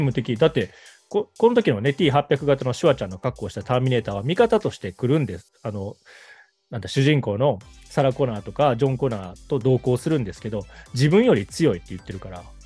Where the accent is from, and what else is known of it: Kobe, Hyogo, Japan